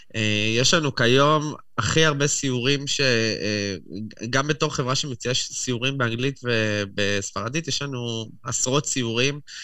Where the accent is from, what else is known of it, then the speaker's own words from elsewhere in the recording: Jerusalem, Jerusalem District, Israel; moved away as an adult; also born or lived in Tel Aviv, Israel; now in Madrid, Spain; במקור אני מירושלים, גרתי בתל אביב כמה שנים